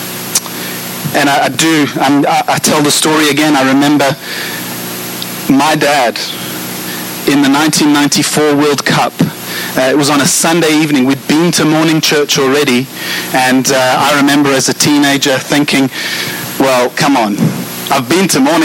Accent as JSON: {"language": "English", "country": "South Africa", "said": "I'm South African"}